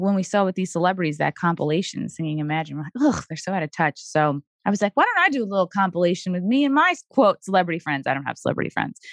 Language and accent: English; Long Island, New York, United States; born and raised on Long Island too